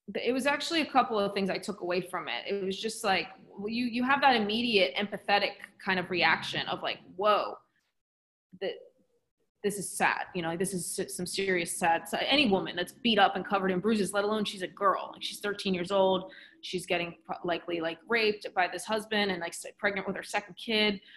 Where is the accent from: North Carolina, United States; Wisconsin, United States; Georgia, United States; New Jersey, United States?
New Jersey, United States; also born or lived in Philadelphia; I'm from South Jersey, and then I went to Philly, was an hour away for university